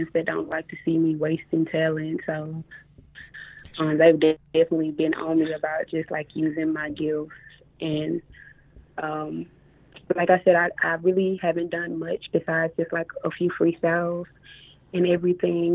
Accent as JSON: {"language": "English", "region": "Mississippi", "country": "United States", "said": "I'm a rapper from Mississippi"}